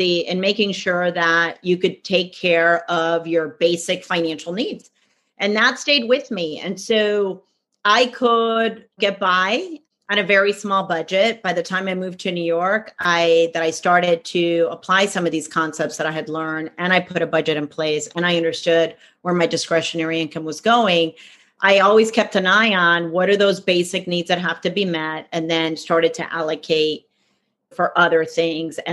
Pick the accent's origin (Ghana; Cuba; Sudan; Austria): Cuba; now in United States; I'm originally from Cuba. That's where I was born. And we ended up in the States.